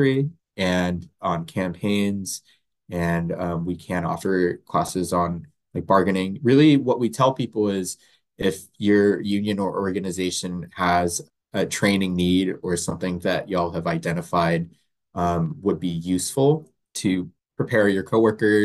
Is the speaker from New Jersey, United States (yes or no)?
no; Central Florida, United States; moved away as an adult; now in Washington, United States; I grew up in Florida, Central Florida, in a suburb